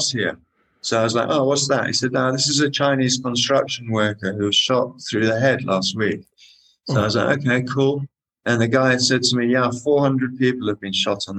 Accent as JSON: {"language": "English", "country": "Kenya", "tie": "born or raised there", "said": "I was born in Kenya"}